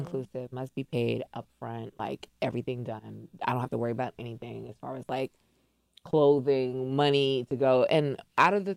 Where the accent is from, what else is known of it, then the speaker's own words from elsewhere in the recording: New York, United States; I'm from New York